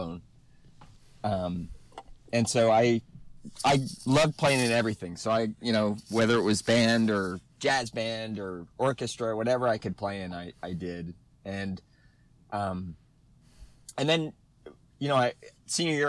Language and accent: English; New Jersey, United States; I grew up in New Jersey